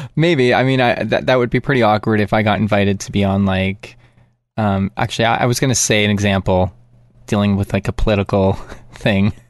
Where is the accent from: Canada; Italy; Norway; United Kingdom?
Canada